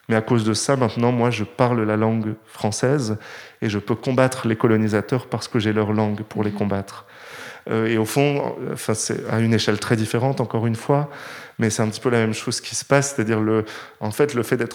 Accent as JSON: {"language": "French", "region": "Nord", "country": "France", "accent": "Nord", "said": "on m'aurait jamais pris dans une grande école parisienne si j'étais venu avec mon accent du Nord."}